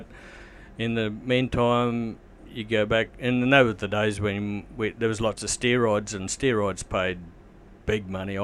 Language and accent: English; Richmond, Queensland, Australia; moved away as an adult; Born and bred in Richmond and grew up and was there till I was 40-year-old